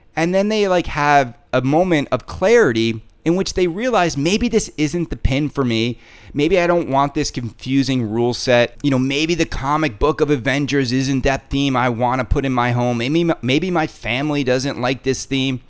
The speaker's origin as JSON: {"language": "English", "country": "Canada", "said": "I'm Canadian."}